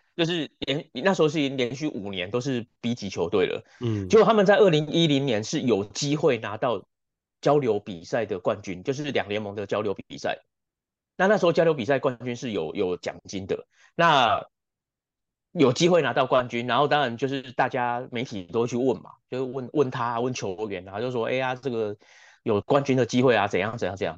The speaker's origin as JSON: {"language": "Chinese", "country": "Taiwan", "said": "我们台湾人"}